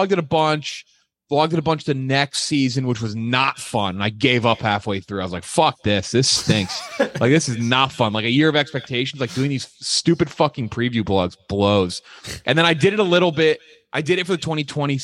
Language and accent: English; Connecticut, United States; I was born in Connecticut